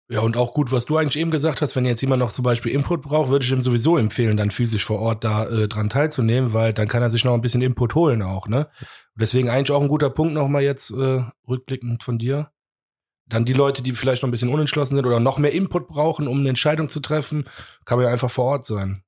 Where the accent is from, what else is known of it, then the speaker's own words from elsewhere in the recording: Cologne, North Rhine-Westphalia, Germany; wir irgendwie als Kölner